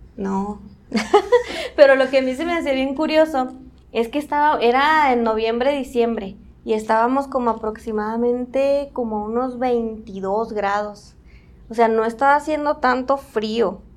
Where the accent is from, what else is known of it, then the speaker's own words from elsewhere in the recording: Mexico; nos sentimos bien mexicanos